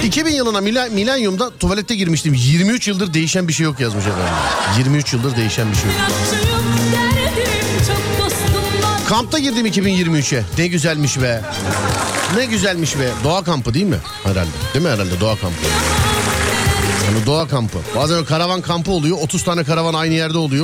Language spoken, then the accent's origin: Turkish; Istanbul, Turkey; ben İstanbul Şişliliyim